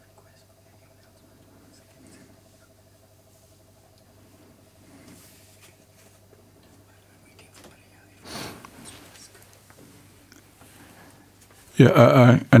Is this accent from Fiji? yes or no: yes; Fiji; also born or lived in Delasui; I was raised in Nabunsole, so even though I'm from Delasui, I was raised in Nabunsole